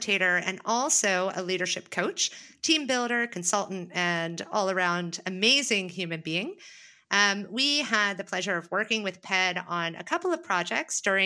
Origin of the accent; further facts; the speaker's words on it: United States; as an American